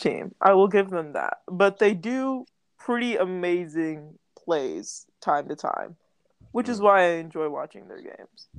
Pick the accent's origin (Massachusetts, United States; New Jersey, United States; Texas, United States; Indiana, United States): Texas, United States; born and raised in Texas